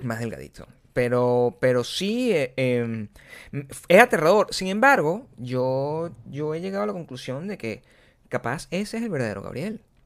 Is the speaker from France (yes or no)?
no; Venezuela; moved away; yo vengo de Venezuela.